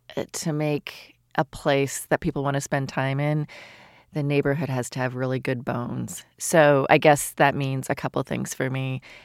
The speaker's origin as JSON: {"language": "English", "area": "outside of Toronto", "region": "Ontario", "country": "Canada", "tie": "born or raised there", "also_born_or_lived": "London / Paris", "moved": "as an adult", "lives_now": "Seattle, United States", "said": "I grew up in Canada outside of Toronto"}